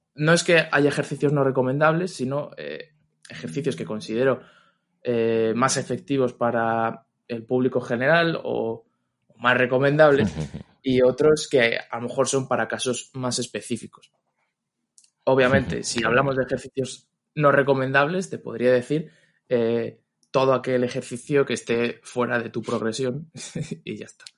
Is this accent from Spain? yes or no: yes; Madrid, Community of Madrid, Spain; soy de Madrid